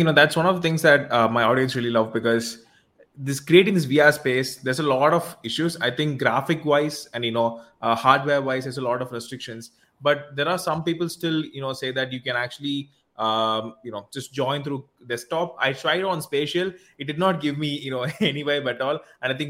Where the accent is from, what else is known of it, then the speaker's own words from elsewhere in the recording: Tiruchirappalli, Tamil Nadu, India; I'm from India, actually.